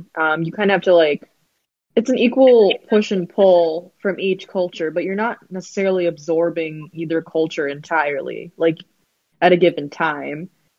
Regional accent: Chicago, Illinois, United States; where are you from? Chicago. But where are you really from?

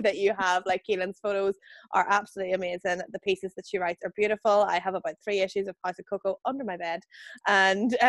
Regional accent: County Fermanagh, Northern Ireland, United Kingdom; we're both from Evanstown and County Fermanagh originally

